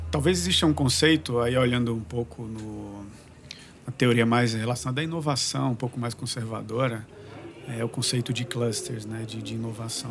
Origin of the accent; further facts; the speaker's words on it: João Pessoa, Paraíba, Brazil; eu sou de João Pessoa, na Paraíba